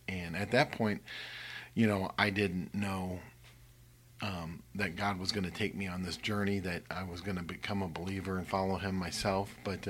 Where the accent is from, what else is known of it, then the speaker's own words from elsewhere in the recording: St. Louis, Missouri, United States; moved away as an adult; I grew up in St. Louis, and there's a sizable Jewish community, and there is a Messianic community in St. Louis.